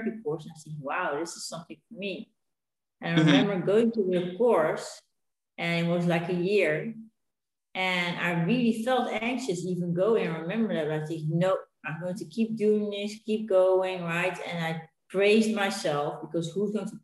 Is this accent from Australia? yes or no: no; Netherlands; moved away as an adult; now in Spain; We're originally from Holland. And we came to Spain